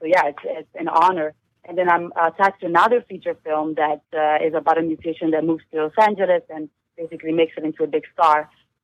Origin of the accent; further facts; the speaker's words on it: Italy; English is a second language; moved away as an adult; now in New York City, United States; Yes, I'm from Italy, from a very small town, and I didn't speak any English when I moved to New York City 9 years ago.